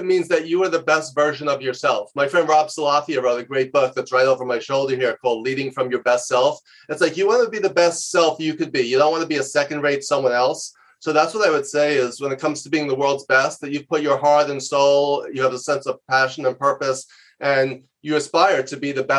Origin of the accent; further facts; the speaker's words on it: New York City, New York, United States; when I was a kid growing up in Queens, New York